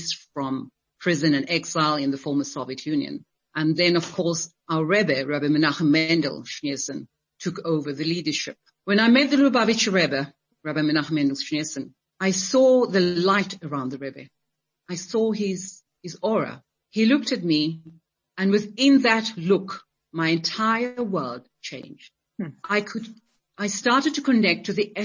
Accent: Western Cape, South Africa; also born or lived in Johannesburg, South Africa; I'm a person from the Cape Coloured community

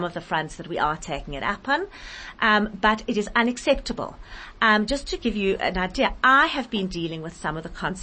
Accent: South Africa; I, as a South African citizen

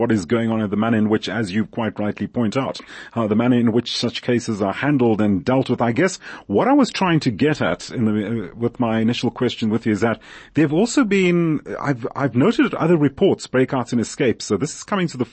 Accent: South Africa; we as South African citizens

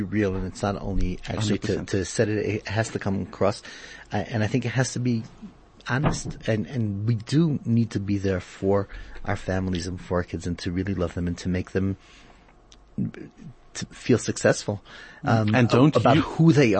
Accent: South Africa; I do get a feeling sometimes that our community as a South African community is a bit behind the world in that area.

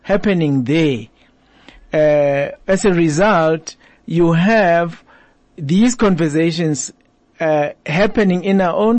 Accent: South Africa; as South African citizens

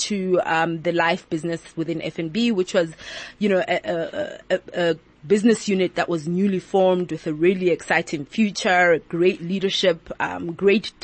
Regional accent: Lesotho; moved away; also born or lived in Johannesburg, South Africa / Cape Town, South Africa; I originally come from Lesotho. I was raised in Lesotho

